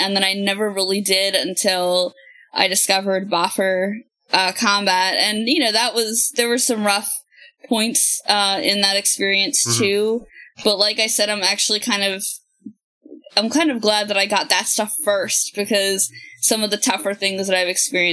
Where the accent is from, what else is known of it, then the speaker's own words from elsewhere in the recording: Philadelphia, Pennsylvania, United States; now in Virginia, United States; I'm from the Philadelphia area. And now that I live down here in Virginia